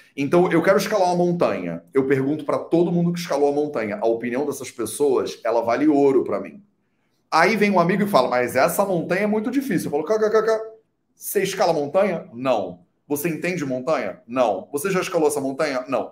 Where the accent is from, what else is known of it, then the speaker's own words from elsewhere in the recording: Brazil; eu sou brasileiro